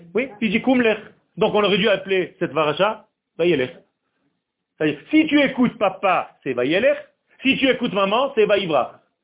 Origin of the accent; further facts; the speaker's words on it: Beersheba, Southern District, Israel; first language Hebrew; French is a second language; Moi, c'est pas ma langue natale. Hein. Okay moi je parle en hébreu, moi je suis israélien. De racine, de naissance. Bercheva.